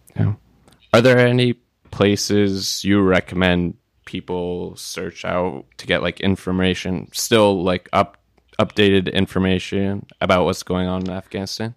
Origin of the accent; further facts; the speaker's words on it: United States; I was born in America. I have some family still in Palestine